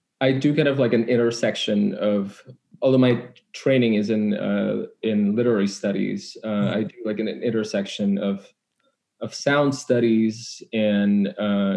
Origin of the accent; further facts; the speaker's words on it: Indonesia; moved away as an adult; I was born in Indonesia, and that's where all my family lives. I'm here for school